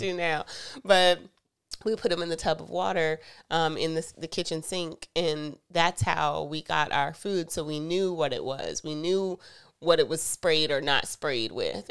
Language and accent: English; the South, United States; I'm from the South